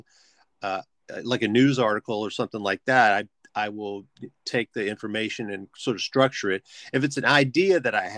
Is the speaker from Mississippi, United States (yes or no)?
yes; Biloxi, Mississippi, United States; I grew up in Biloxi, Mississippi